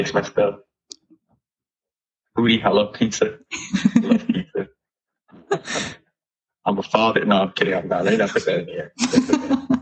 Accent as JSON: {"language": "English", "area": "Long Island", "region": "New York", "country": "United States", "tie": "born or raised there", "moved": "yes", "lives_now": "Los Angeles, United States", "said": "I grew up in New York, initially, Long Island, New York"}